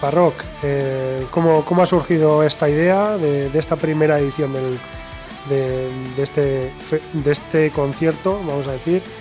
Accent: Abanto y Ciérvana, Basque Country, Spain; cuando yo fui a vivir con siete años, Ciervana pertenecía a Avanto y Ciervana.

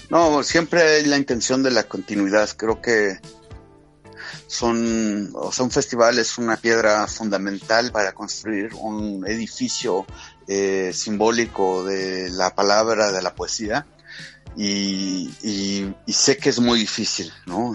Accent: Hidalgo, Mexico; en el estado de Hidalgo, precisamente hoy, eh, tengo una reunión con el secretario de Cultura del estado de Hidalgo, que es donde está mi ciudad natal

